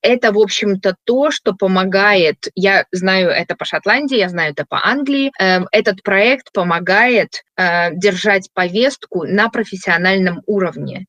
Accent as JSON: {"language": "Russian", "region": "Minsk", "country": "Belarus", "tie": "born or raised there", "moved": "yes", "lives_now": "Scotland, United Kingdom", "said": "Я родом из Минска, Э, уехала очень давно"}